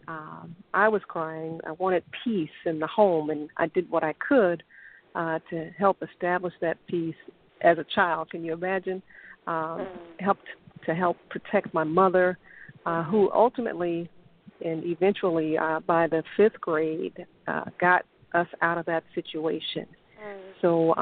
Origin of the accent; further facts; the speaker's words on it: Dallas, Texas, United States; Born and raised in Dallas, Texas